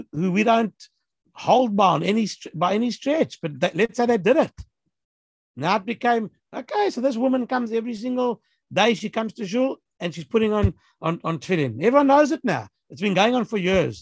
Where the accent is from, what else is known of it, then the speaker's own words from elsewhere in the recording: Johannesburg, Gauteng, South Africa; moved away; when I was growing up in Joburg